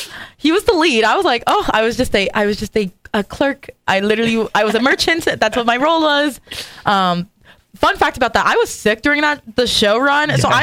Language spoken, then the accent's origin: English; Las Vegas, Nevada, United States; moved away as an adult; now in Owensboro, United States; we're actually from Vegas